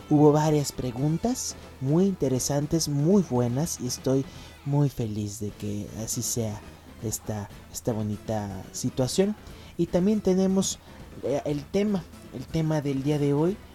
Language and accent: Spanish; Mexico; born there; Yo provengo también de Portugal, pero nací acá en, México. Mis padres son em, portugueses y me tuvieron aquí, es por eso mi nombre.